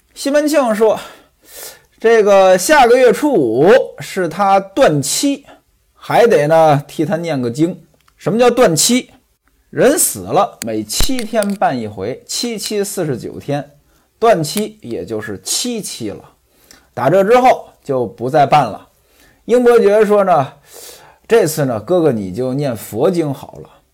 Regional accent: northern China, China; now in southern China; 在我们北方没这讲究，我记得我在北方的时候

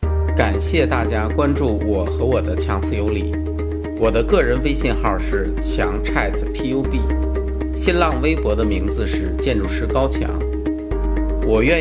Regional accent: China; 我们中国人

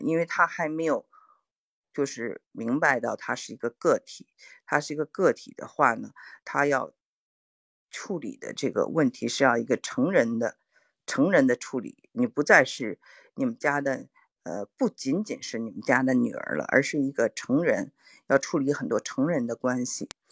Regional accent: Beijing, China; accent: Beijing; moved away; 我们从中国长大的人

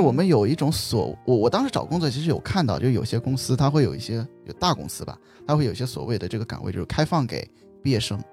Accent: China; also born or lived in United States; 我们作为中国人来说

